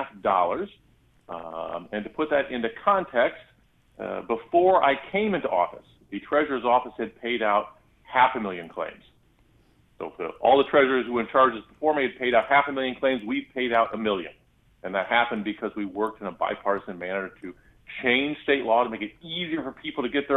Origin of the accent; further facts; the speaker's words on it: Gifford, Illinois, United States; Gifford, Illinois, my hometown